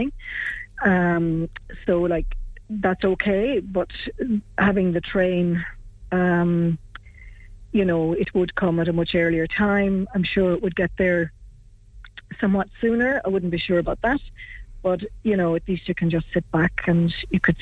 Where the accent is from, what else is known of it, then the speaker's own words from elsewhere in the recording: Ireland; I'm from Croisín. I've lived here, but been away and come back